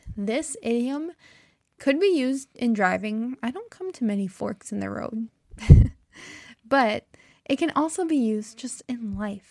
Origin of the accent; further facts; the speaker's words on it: United States; accent: American; I am American, true and true, That means I've, I'm very American. I've never lived in another country